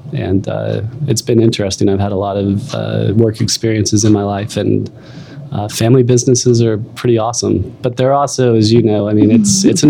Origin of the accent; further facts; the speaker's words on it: Little Rock, Arkansas, United States; moved away as an adult; also born or lived in Seattle, Washington / Spokane, Washington; Well, I grew up here in Little Rock, yes. spent my my whole youth in Little Rock. Grew up in West Little Rock.